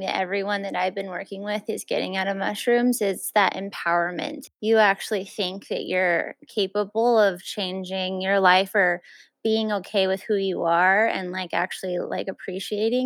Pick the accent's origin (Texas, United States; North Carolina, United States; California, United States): Texas, United States; El Paso; I'm actually from El Paso, so I still have that Mexican root